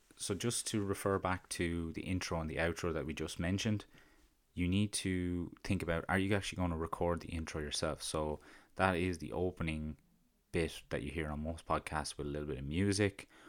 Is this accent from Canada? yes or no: no; County Carlow, Leinster, Ireland; accent: County Carlow; my country Carlo accent